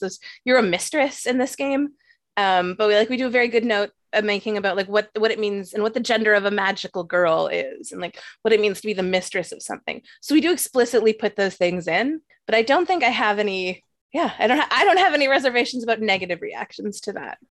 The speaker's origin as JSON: {"language": "English", "country": "Canada", "also_born_or_lived": "New York", "said": "as a Canadian"}